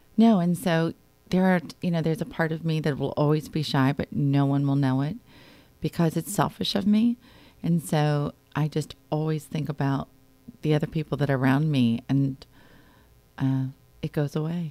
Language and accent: English; Wayne, Pennsylvania, United States; I grew up in Wayne, Pennsylvania